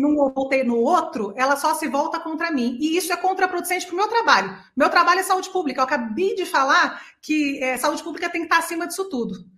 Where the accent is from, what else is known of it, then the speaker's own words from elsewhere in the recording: interior of São Paulo, Brazil; moved away as an adult; also born or lived in Austria; no interior de São Paulo, onde eu nasci, e a minha família inteira fez, todos os meus irmãos fizeram